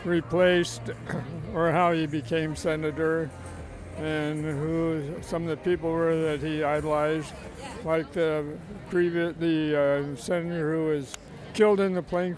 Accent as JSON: {"language": "English", "town": "Silverton", "region": "Oregon", "country": "United States", "tie": "born or raised there", "moved": "yes", "said": "I grew up in Silverton, Oregon."}